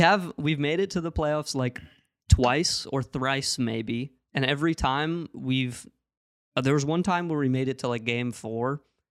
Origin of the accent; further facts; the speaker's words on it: Ohio, United States; but I'm from Ohio.